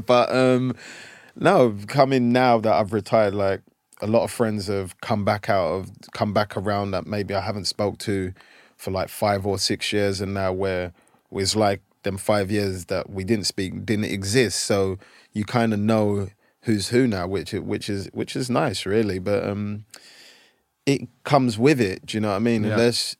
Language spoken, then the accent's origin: English; England, United Kingdom; Whereas growing up in England, when I was playing, like, sometimes people would hang out